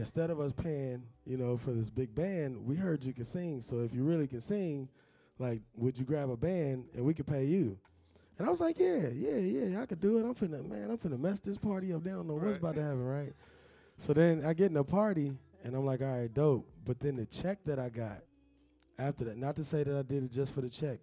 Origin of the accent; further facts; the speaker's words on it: Elkhart, Indiana, United States; moved away as an adult; also born or lived in Chicago, Illinois; I'm from Elkhart, Indiana, by way of Chicago. I grew up in a small town in Indiana